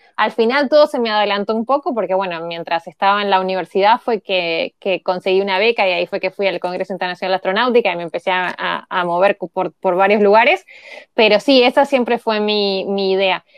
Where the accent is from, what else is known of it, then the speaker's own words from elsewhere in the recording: Montevideo, Uruguay; moved away; nací en Montevideo